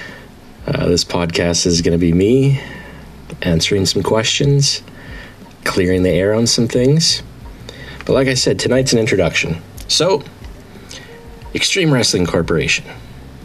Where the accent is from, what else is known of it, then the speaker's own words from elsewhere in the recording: Manitoba, Canada; I'm a Canadian boy. I'm from Manitoba.